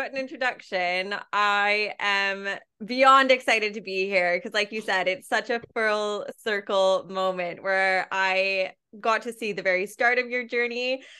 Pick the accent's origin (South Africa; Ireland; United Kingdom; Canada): Canada; And I was basically, it was a place that's really easy for me to get a visa being Canadian, because I can just do a 2-year working holiday really easily.